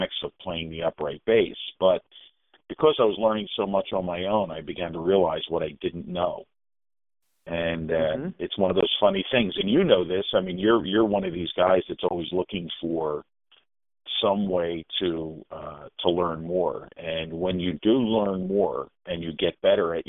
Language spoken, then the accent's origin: English; Philadelphia, Pennsylvania, United States; my growing up in Northeast Philadelphia